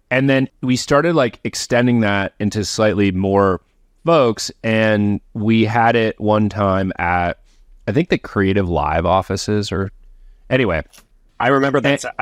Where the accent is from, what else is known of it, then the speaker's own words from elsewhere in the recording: Michigan, United States; we're both from Michigan.